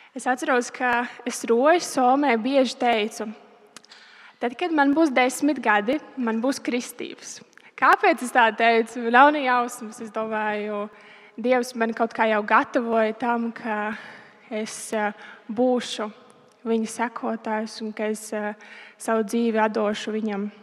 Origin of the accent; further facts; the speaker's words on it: Roja, Talsi Municipality, Latvia; Mēs eh, esam no Rojas. Un, eh, es pastāstīšu par savu bērnību, no kurienes es nāku.